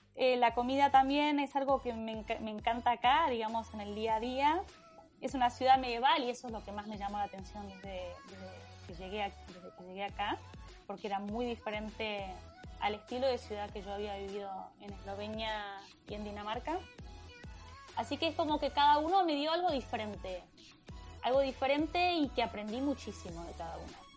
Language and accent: Spanish; Buenos Aires, Argentina; moved away as an adult; yo soy de Buenos Aires